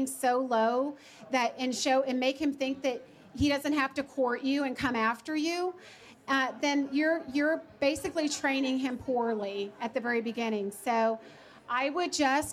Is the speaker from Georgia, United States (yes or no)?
yes; Georgia, United States; I'm from Georgia